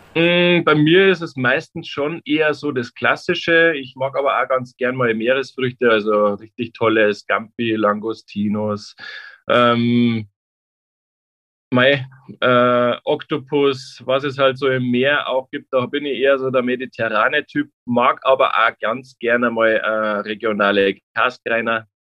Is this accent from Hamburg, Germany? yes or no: no; Traunstein, Bavaria, Germany; now in Nuremberg, Germany; ich komme aus Traunstein, wie gesagt, am Chiemsee